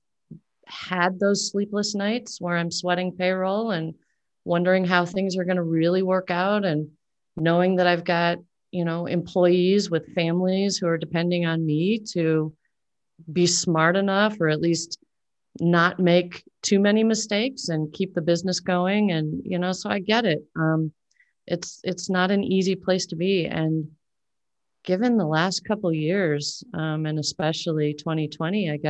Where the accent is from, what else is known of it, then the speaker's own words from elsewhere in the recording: Omaha, Nebraska, United States; I'm from Omaha, Nebraska.